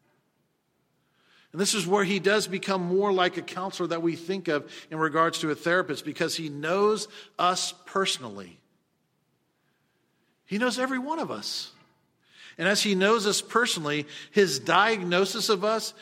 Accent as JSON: {"language": "English", "country": "United States", "said": "we as American Christians"}